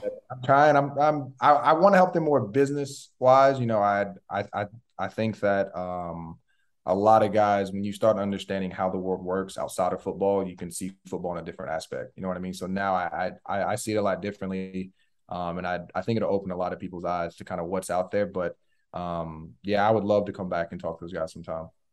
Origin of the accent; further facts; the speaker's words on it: Tallahassee, Florida, United States; I was born in Tallahassee.